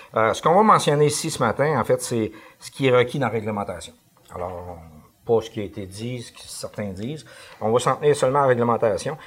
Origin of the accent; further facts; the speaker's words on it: Canada; on est Canadien